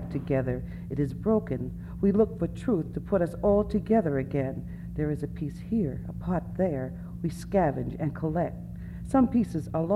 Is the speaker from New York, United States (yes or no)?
yes; New York City, New York, United States; I'm from Brooklyn. I grew up in Brooklyn. I'm a city Indian.